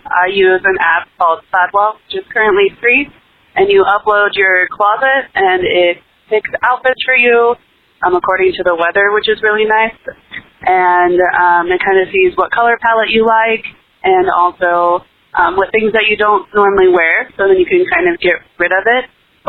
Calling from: St. Louis, Missouri, United States; I'm from St. Louis, Missouri.

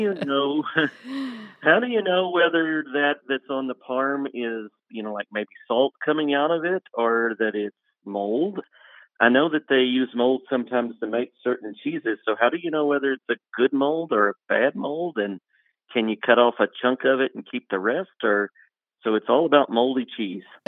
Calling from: Texas, United States; I'm calling from Texas.

